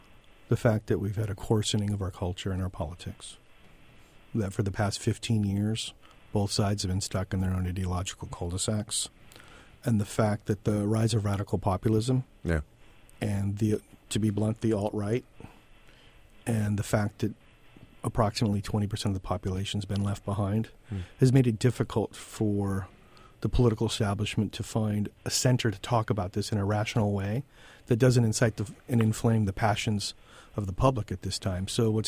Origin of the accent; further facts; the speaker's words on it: Southern California, United States; I'm from Southern California, but I used to go to Boston a lot.